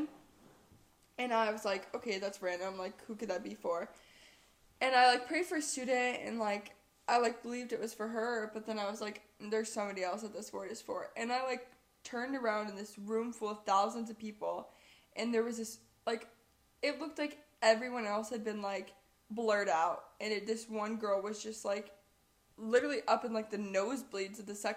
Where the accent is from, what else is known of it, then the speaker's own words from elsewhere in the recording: Viburnum, Missouri, United States; growing up in Viburnum